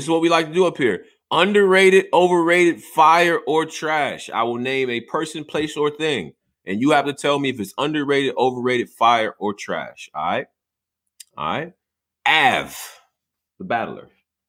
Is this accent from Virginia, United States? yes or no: yes; Virginia, United States; I'm from Virginia.